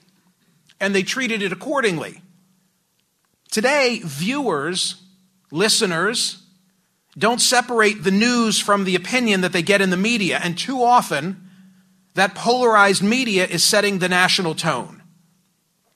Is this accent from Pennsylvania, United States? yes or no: yes; Philadelphia suburbs, Pennsylvania, United States; I grew up in the Philly burbs.